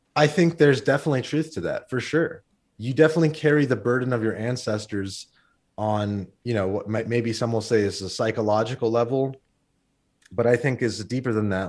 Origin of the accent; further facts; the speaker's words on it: Las Vegas, Nevada, United States; also born or lived in Glendale, California; Well, I was born in Glendale, sort of the capital of this Armenian community within Los Angeles. And, um, And basically, we, when I was a year old, we moved to Las Vegas